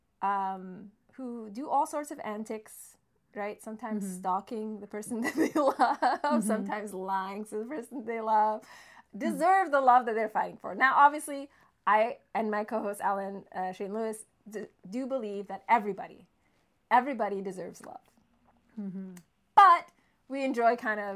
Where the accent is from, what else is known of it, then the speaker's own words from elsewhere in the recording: Montreal, Quebec, Canada; moved away as an adult; now in Toronto, Canada; I grew up in Montreal mm-hmm. and I lived there till my late 20s.